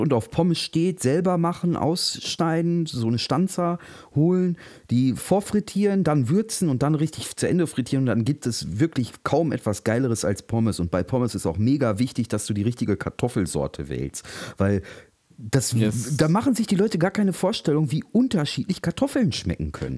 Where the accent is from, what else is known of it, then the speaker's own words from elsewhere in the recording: North Rhine-Westphalia, Germany; now in Berlin, Germany; ich als Westfale